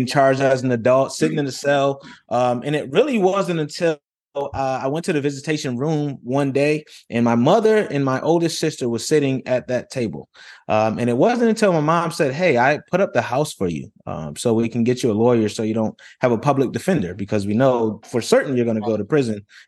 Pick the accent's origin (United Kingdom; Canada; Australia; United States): United States; Rochester, New York; moved away as an adult; I grew up in Rochester, New York, grew up in humble beginnings